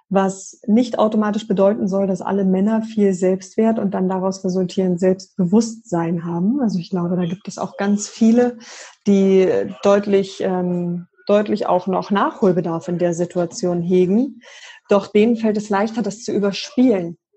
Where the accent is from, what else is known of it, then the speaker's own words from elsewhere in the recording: Berlin, Germany; born there; ich bin gebürtige Berlinerin